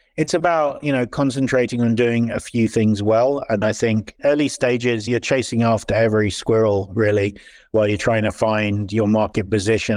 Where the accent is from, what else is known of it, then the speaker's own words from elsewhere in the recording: Switzerland; also born or lived in London / San Francisco Bay Area; now in Silicon Valley, United States; I moved here eight years ago. Before that, I was in London, and then I was brought up in Switzerland.